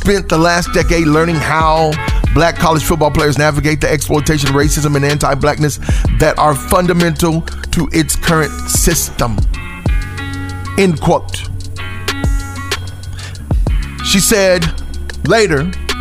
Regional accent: United States; what makes us black Americans

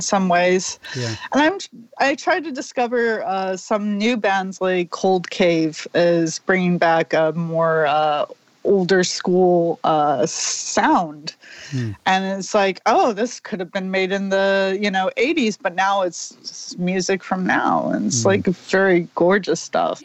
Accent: Orlando, Florida, United States; moved away as an adult; also born or lived in New York City; now in Connecticut, United States; I moved from Orlando to New York City

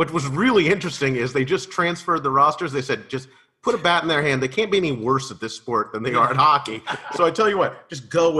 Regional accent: Denver, Colorado, United States; I'm from Denver, Colorado

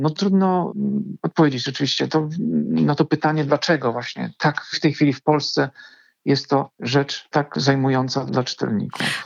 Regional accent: Bydgoszcz, Kuyavian-Pomeranian Voivodeship, Poland; also born or lived in Gdańsk; Pochodzę z Bydgoszczy, ale z Gdańskiem jestem dość mocno związany.

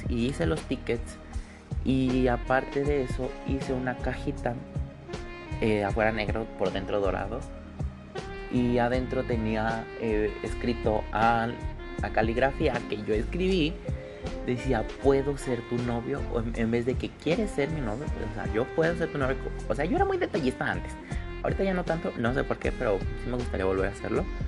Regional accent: State of Mexico, Mexico; soy del Estado de México pegado a la ciudad

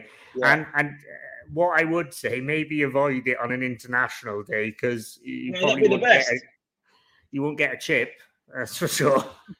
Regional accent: Wales, United Kingdom; I'm Welsh

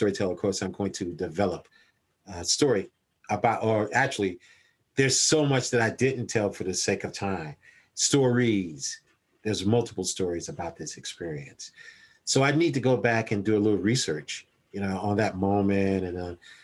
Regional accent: Columbia, South Carolina, United States; the lovely people of 29203. That's where I grew up

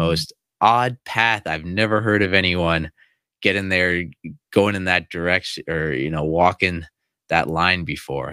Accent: United States; moved away as an adult; also born or lived in China; I actually speak English, I'm from America

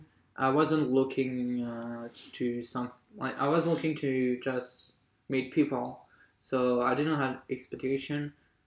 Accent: French Polynesia; moved away as an adult; now in France; I'm from Tahiti.

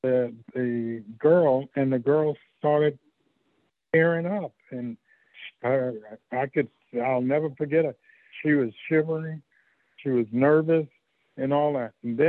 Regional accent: New York City, New York, United States; moved away; because we're from Harlem in New York

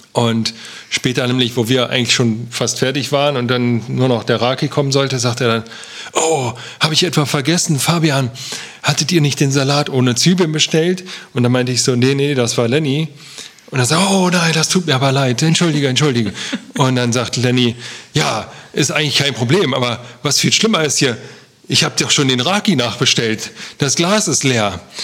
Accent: Germany; wir aus Deutschland kommen

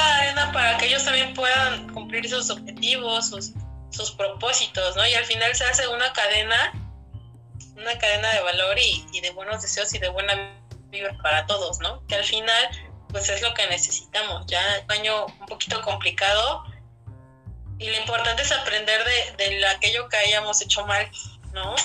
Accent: Mexico; como mexicanos

